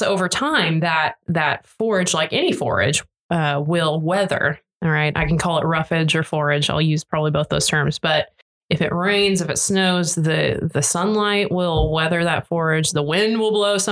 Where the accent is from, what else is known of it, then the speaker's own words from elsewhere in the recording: Nebraska, United States; now in Oklahoma, United States; I grew up in Nebraska